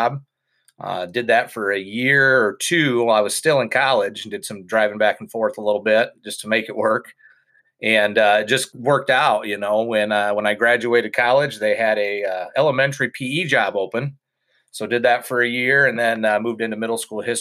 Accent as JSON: {"language": "English", "town": "Estherville", "region": "Iowa", "country": "United States", "tie": "born or raised there", "said": "I grew up in Estherville, Iowa, Northwest Iowa"}